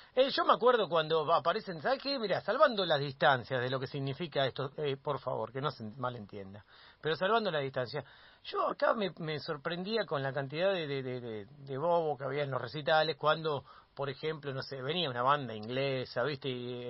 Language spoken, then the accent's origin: Spanish; Argentina; como argentino, como argentina